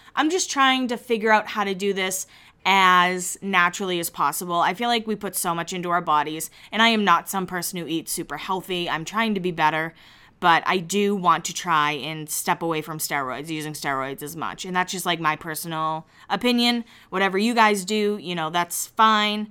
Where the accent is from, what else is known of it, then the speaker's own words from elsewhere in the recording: Massachusetts, United States; now in Nashville, United States; I am from Massachusetts. I've moved to Nashville